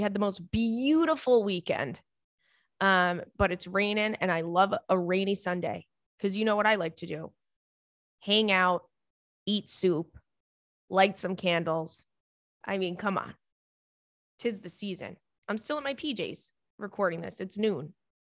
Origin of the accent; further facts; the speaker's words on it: Australia; As always … I'm from Australia.